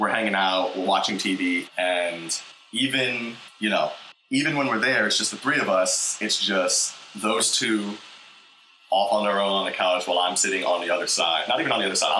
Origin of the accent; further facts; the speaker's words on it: Miami, Florida, United States; we're both from Miami